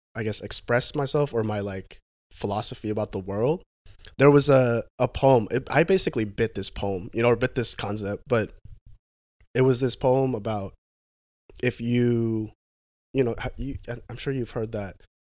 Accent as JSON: {"language": "English", "town": "Vancouver", "region": "Washington", "country": "United States", "tie": "born or raised there", "also_born_or_lived": "San Jose, California / Portland, Oregon", "said": "I grew up, I grew up in Vancouver, Washington."}